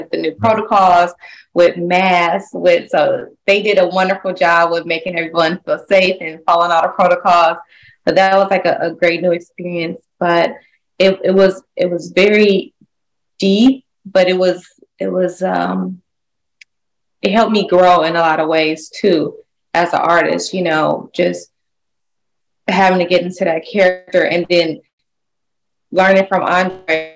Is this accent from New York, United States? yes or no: no; Detroit, Michigan, United States; moved away as an adult; now in Los Angeles, United States; I'm from Detroit, Michigan. I grew up in the arts